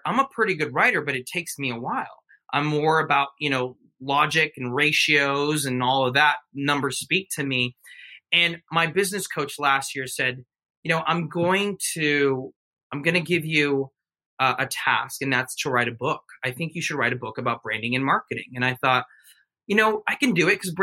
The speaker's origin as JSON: {"language": "English", "country": "United States", "tie": "born or raised there", "said": "I was born in the United States, but my mom and dad are from Mexico."}